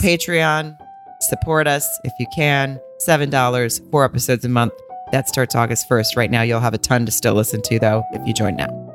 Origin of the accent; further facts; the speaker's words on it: Arkansas, United States; I'm from Arkansas